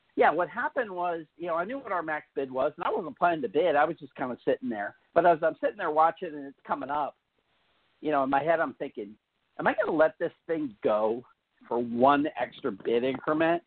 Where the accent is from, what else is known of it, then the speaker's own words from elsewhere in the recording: Pennsylvania, United States; I, I, I grew up in Pennsylvania